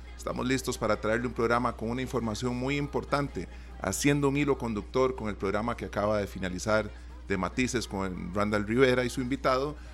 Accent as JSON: {"language": "Spanish", "country": "Costa Rica", "said": "nosotros como costarricenses"}